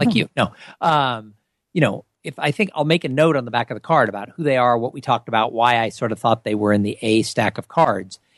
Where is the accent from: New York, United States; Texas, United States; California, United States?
California, United States; Southern; I grew up in Southern California